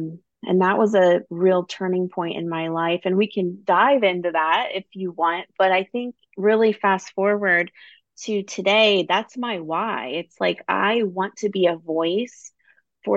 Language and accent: English; Midwest, United States; I grew up in the Midwest, you know, a small town where everybody knows everybody